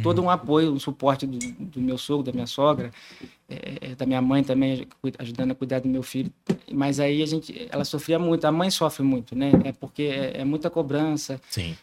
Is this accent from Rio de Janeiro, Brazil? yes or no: yes; Barra do Piraí, Rio de Janeiro, Brazil; pediatra nascido e criado em Barra do Piraí